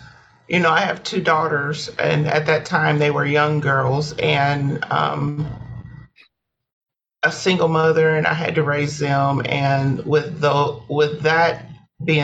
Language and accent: English; Fort Wayne, Indiana, United States; I am from Fort Wayne, okay. Northeast part of Indiana.